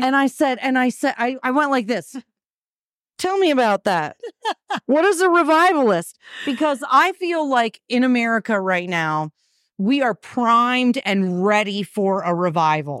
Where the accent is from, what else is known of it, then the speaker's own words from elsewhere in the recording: Vermont, United States; moved away; I'm from Vermont originally